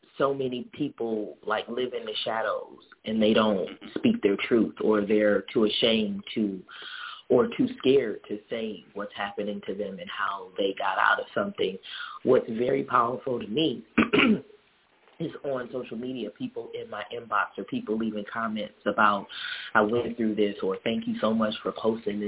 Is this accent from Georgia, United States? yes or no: no; Detroit, Michigan, United States; born or raised there; moved away; also born or lived in Jackson, Mississippi